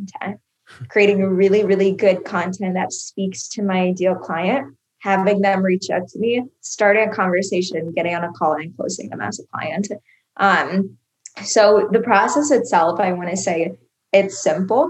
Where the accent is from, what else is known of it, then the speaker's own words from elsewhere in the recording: Iowa, United States; moved away as an adult; now in Miami, United States; I moved away from my home state, which is Iowa